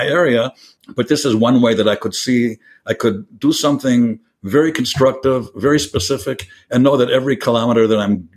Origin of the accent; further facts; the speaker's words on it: Minneapolis, Minnesota, United States; moved away as an adult; now in Kfar Etzion, Israel; I immigrated to Israel from America. I was born and raised in Minneapolis